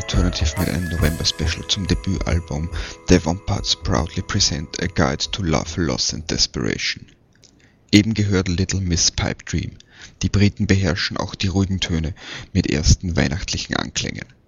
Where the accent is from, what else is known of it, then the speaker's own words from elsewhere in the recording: Vienna, Austria; in meine Heimatstadt, nach Wien